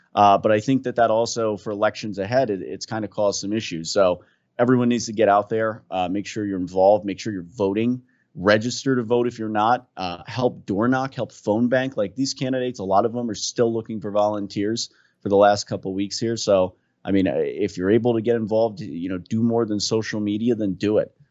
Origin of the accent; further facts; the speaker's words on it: New Jersey, United States; I'm from Jersey